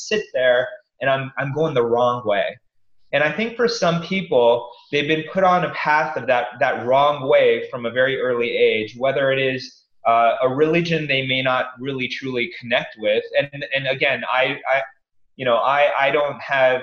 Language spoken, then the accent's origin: English; East Coast, United States; I grew up in the East Coast